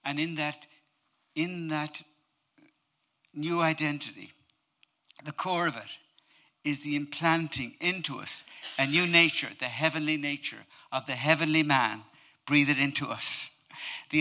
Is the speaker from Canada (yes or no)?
no; Ireland; I'm Irish, but I'm not typically Irish